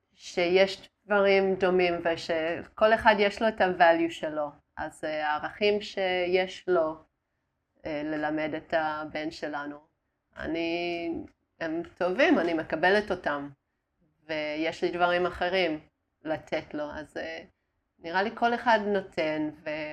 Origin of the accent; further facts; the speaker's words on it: Australia; Hebrew is a second language; moved away as an adult; also born or lived in Darwin, Australia / Italy; now in Israel; נולדתי uh, בדרווין באוסטרליה, ואז היינו באיטליה עם, ה... אה, עם הסבא וסבתא שלי.